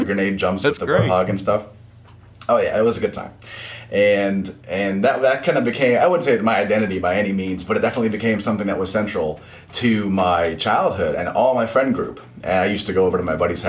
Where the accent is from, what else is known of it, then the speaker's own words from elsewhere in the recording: Ohio, United States; moved away as an adult; now in Orlando, United States; I'm from the Ohio area. I actually live in Orlando, Florida now